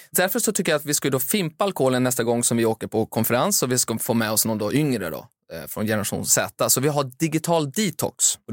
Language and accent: Swedish; Finland; moved away; Jag växte upp i Finland